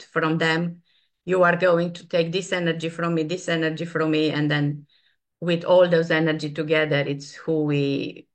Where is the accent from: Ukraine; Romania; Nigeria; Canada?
Romania; Transylvania; moved away; the place I was born. I was born in Transylvania